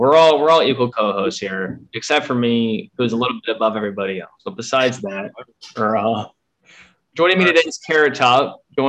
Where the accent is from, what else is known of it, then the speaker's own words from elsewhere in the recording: Texas, United States; Well, I am from Texas where it is not cold, and I'm coming up north where it is.